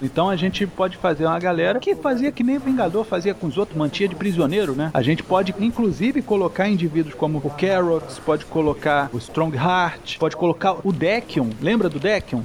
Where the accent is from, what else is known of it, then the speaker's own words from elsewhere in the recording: Rio de Janeiro, Brazil; Mesmo sendo carioca